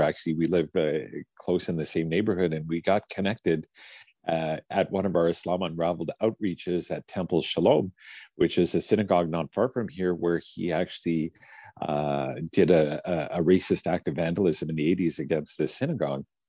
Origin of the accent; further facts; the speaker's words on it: Fort St. John, British Columbia, Canada; I grew up in an all white a town called Fort St. John in the north of British Columbia